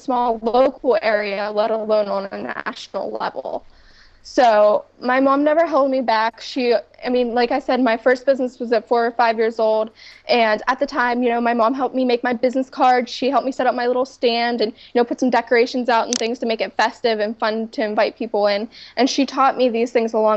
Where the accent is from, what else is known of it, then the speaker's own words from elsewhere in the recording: Pittsburgh, Pennsylvania, United States; my hometown of Pittsburgh, Pennsylvania.